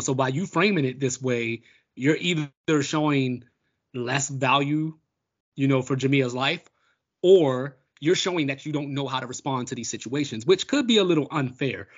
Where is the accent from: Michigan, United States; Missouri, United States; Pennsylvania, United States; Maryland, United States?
Maryland, United States; Baltimore; my hometown of Baltimore